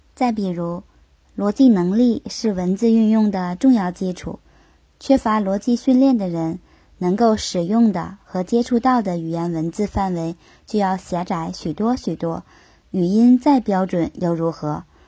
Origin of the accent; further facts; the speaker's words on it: Yanbian Korean Autonomous Prefecture, Jilin, China; 我的老家吉林省延边朝鲜族自治区，在那里很多人都能够同等熟练地使用中文和韩文，两个完全不同语系的语言